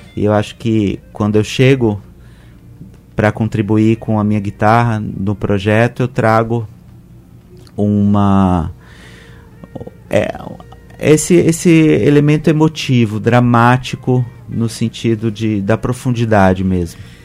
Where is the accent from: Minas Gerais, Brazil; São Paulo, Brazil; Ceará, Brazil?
Minas Gerais, Brazil; Belo Horizonte; Eu sou mineiro, de Belo Horizonte